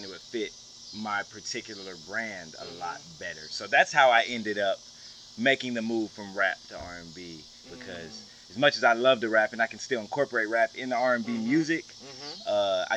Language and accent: English; Shreveport, Louisiana, United States; also born or lived in Killeen, Texas; I'm born and raised Shreveport, Louisiana. But, I was born in Killeen, Texas, but I've been here since I was a baby.